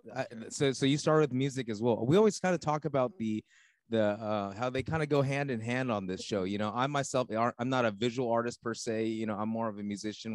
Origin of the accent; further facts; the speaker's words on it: Los Angeles County, California, United States; I grew up uh, not L.A. L.A. proper, but I grew up L.A. County too